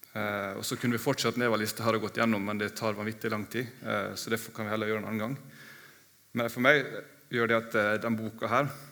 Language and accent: Norwegian; Ålesund, Møre og Romsdal, Norway; now in Mandal, Norway; i Ålesund, der jeg kommer fra